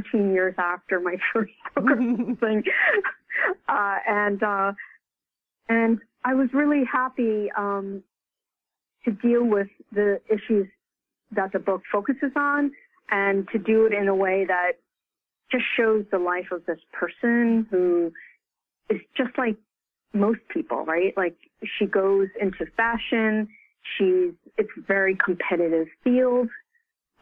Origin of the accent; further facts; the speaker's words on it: United States; I'm Chinese American